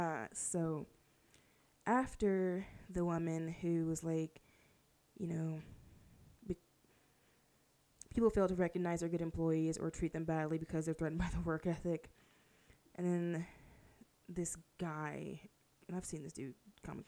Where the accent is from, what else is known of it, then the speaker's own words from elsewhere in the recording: Houston, Texas, United States; I'm from Houston